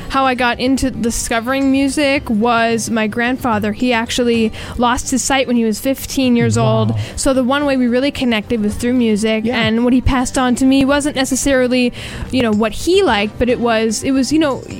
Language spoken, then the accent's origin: English; Boston, Massachusetts, United States